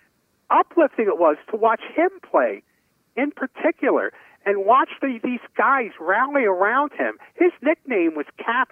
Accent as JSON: {"language": "English", "town": "New York City", "region": "New York", "country": "United States", "tie": "born or raised there", "said": "I grew up in Brooklyn"}